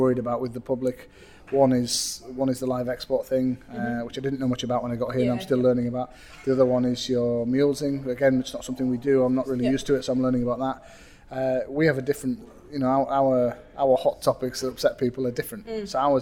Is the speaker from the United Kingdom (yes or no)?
yes; Matterdale, Cumbria, North West England, United Kingdom; accent: northern; it's my northern accent